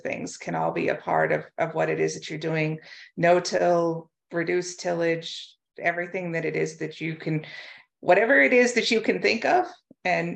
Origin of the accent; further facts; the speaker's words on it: United States; moved away as an adult; also born or lived in North Dakota / Pennsylvania / Arizona; now in Canada; I am originally from the United States. My dad farms in southwestern Minnesota